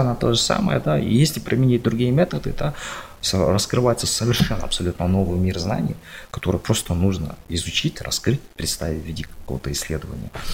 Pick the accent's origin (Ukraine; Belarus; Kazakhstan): Kazakhstan; мы, казахи, у нас это в крови